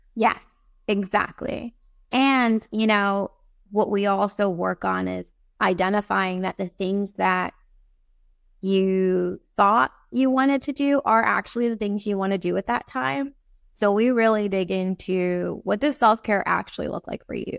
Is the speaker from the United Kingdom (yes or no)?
no; Barbados; also born or lived in East Coast, United States; now in Saint Thomas, U.S. Virgin Islands; I was born in Barbados